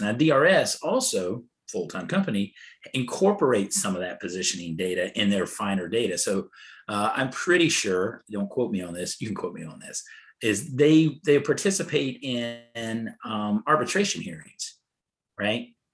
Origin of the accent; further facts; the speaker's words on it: North Carolina, United States; I grew up in North Carolina.